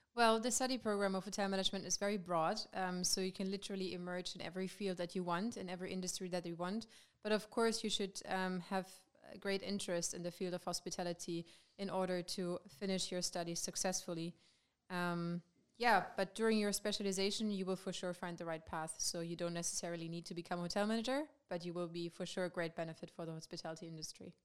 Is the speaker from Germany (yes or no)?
yes; Germany; moved away as an adult; now in Maastricht, Netherlands; I'm from Germany